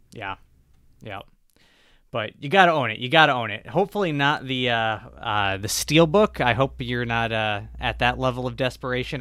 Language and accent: English; Michigan, United States; my home state of Michigan